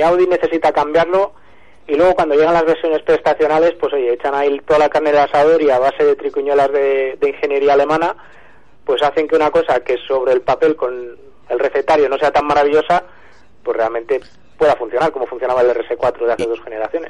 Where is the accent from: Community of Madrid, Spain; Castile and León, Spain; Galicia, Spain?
Galicia, Spain; Pontevedra; moved away; en mi tierra, además, en Pontevedra